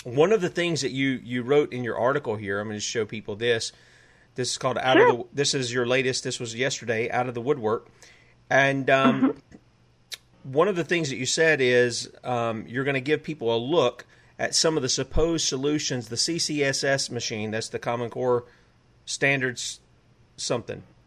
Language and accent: English; South Carolina, United States; I'm from the South. I'm from South Carolina, the U.S. occupied state of South Carolina.